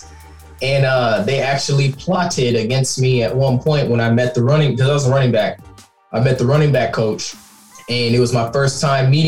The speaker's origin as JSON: {"language": "English", "town": "Katy", "region": "Texas", "country": "United States", "tie": "born or raised there", "said": "I came from Katy High School, which is like a major football team and high school tradition"}